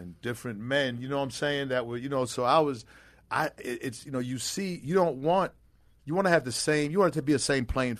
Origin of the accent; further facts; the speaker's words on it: Boston, Massachusetts, United States; Growing up in Boston